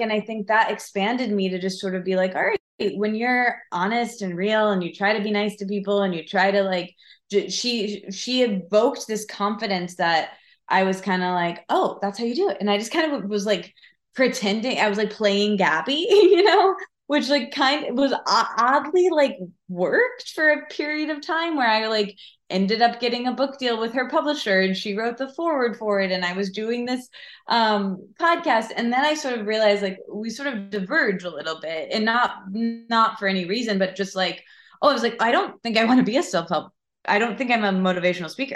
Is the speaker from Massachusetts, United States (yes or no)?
no; Michigan, United States; I'm from Michigan, so I grew up there